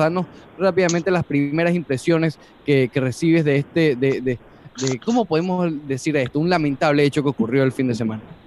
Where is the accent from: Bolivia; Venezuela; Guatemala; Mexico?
Venezuela; now in Miami, United States; yo como venezolano que vive en Miami